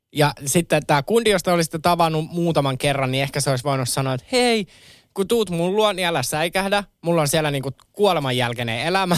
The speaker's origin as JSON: {"language": "Finnish", "town": "Kerava", "region": "Uusimaa", "country": "Finland", "tie": "born or raised there", "said": "mä nuoruuteni vietin Keravalla"}